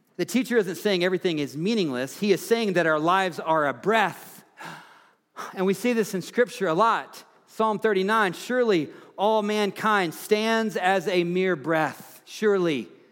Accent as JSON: {"language": "English", "region": "Tennessee", "country": "United States", "tie": "born or raised there", "moved": "yes", "lives_now": "Fort Collins, United States", "said": "Tennessee, my home state"}